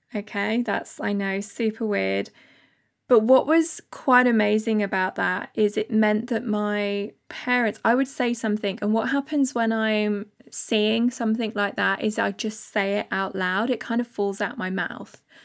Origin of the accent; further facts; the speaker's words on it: Bath, South West England, United Kingdom; moved away; I am from Bath. Uh, lived there for my first so many years with my parents